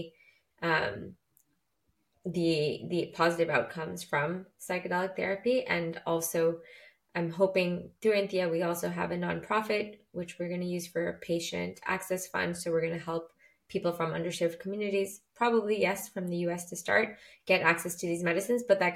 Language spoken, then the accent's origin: English; Canada; I'm from Canada